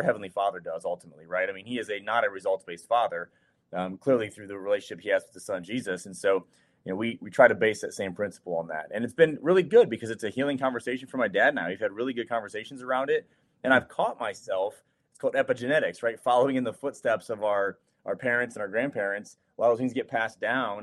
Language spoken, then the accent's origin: English; Ohio, United States; moved away; also born or lived in Charleston; I'm from Ohio, born and raised. I grew up a Buckeye